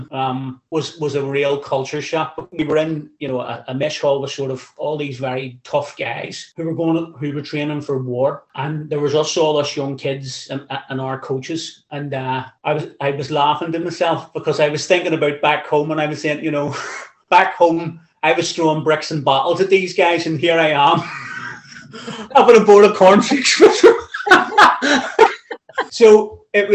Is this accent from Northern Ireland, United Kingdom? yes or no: yes; Belfast, Northern Ireland, United Kingdom; I grew up in West Belfast